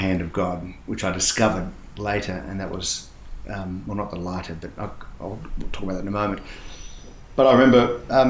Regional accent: Sydney, New South Wales, Australia; born or raised there; also born or lived in Perth, Western Australia

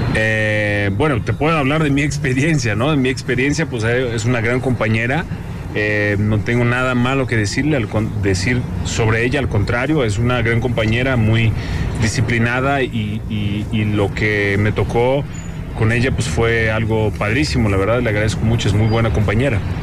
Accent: Caçapava do Sul, Rio Grande do Sul, Brazil; now in Mexico; donde nací, en Casapava se llama, hace mucho frío. ¿no? En el sur de Brasil

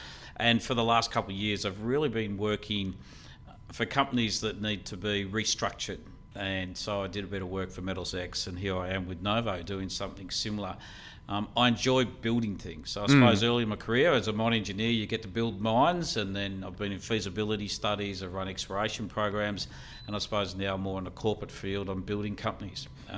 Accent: Queensland, Australia; I'm a Queenslander, so don't hold that against me. Yeah, I always say you can take the boy out of Queensland, but not Queensland out of the boy.

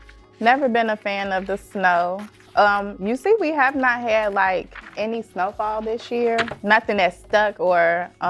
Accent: Chicago, Illinois, United States; our experience during the holiday, like growing up in Chicago.

